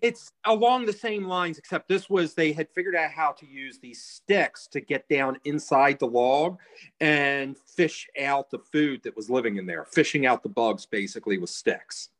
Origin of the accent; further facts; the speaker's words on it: United States; I'm American